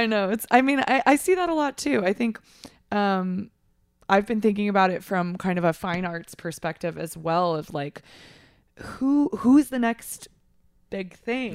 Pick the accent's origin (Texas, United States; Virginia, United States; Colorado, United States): Texas, United States; moved away; I'm from Texas